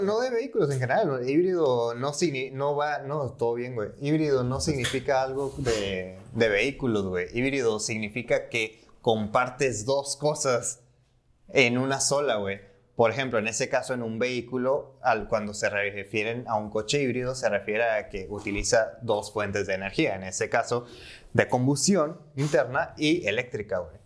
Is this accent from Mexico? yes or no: yes; Mexico; Siendo mexicano